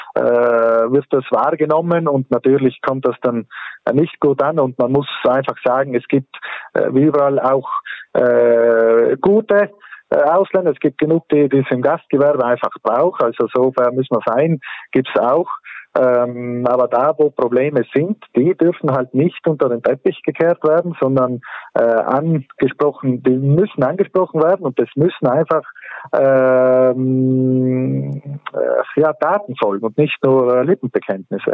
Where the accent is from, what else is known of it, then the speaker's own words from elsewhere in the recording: South Tyrol, Trentino-Alto Adige, Italy; hier bei uns in Südtirol